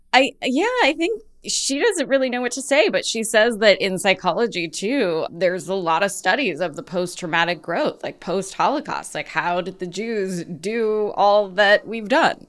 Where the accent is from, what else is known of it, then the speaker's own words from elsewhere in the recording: United States; I grew up in the States, very proudly Jewish